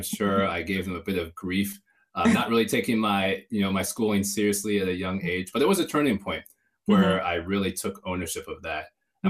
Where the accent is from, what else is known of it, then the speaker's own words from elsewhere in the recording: Michigan, United States; also born or lived in Atlanta / North Carolina; So grew up in Michigan primarily. But we moved around quite a bit. So we were also in Atlanta at one point, also in North Carolina